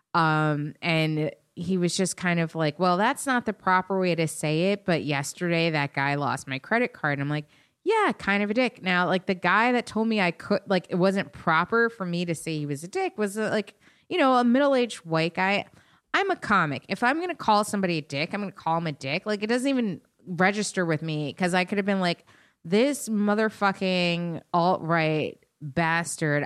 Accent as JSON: {"language": "English", "area": "Westchester", "region": "New York", "country": "United States", "said": "I'm still from Westchester"}